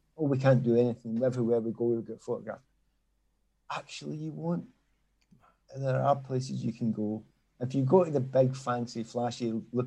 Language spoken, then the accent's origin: English; Glasgow, Scotland, United Kingdom; moved away as an adult; also born or lived in London; now in Scottish Borders, United Kingdom; I'm Scottish, from Glasgow, I live in the Scottish borders